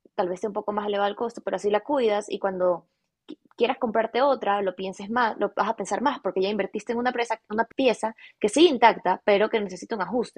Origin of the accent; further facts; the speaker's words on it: Guayaquil, Guayas, Ecuador; nací en Guayaquil, en Ecuador, toda mi vida he vivido en Ecuador